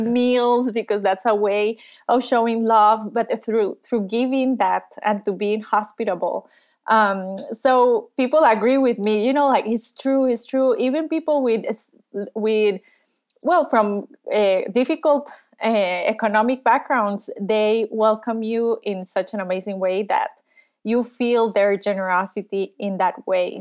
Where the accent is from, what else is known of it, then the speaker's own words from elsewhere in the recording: Costa Rica; I was born and raised in Costa Rica